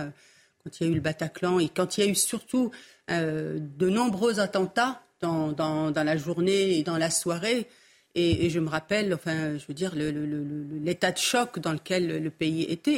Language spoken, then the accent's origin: French; Morocco; now in France; mon pays d'origine, le Maroc